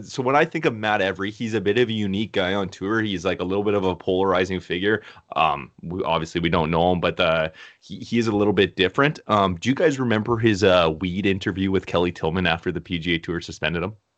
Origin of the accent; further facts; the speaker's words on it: Canada; we're from Canada